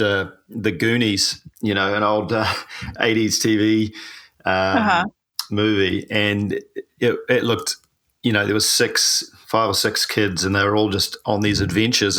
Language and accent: English; New Zealand; I'm a paraplegic from New Zealand